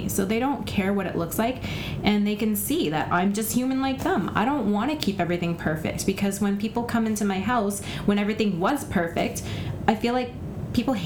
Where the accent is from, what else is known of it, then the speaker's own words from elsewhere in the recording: Alberta, Canada; also born or lived in Vancouver; now in Surrey, Canada; I grew up in Surrey. I mean, I was born and raised in Alberta and came to Vancouver and lived there